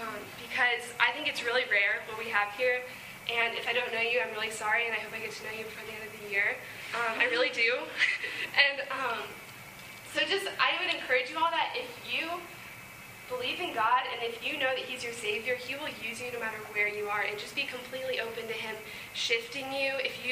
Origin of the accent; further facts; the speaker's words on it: Virginia, United States; moved away; I'm from Virginia, and so the Lord is just calling me back home